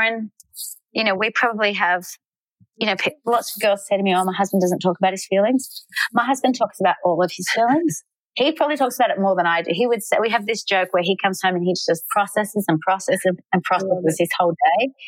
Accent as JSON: {"language": "English", "country": "Australia", "moved": "as an adult", "lives_now": "Nashville, United States", "said": "I'm Australian"}